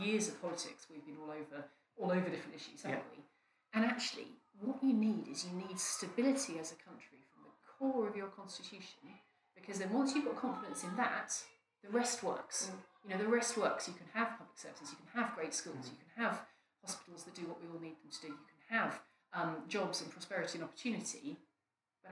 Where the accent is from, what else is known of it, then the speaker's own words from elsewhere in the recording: West Norfolk, East of England, United Kingdom; I grew up in West Norfolk